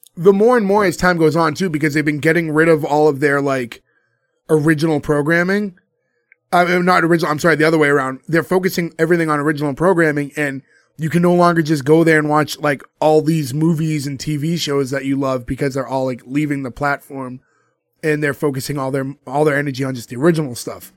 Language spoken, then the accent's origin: English; Boston, Massachusetts, United States; a bunch of us who grew up in Boston